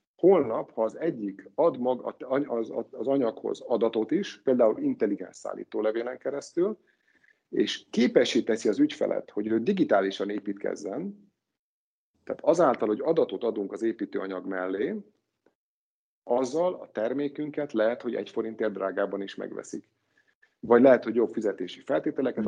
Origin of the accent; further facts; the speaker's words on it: Hungary; mint magyar állampolgár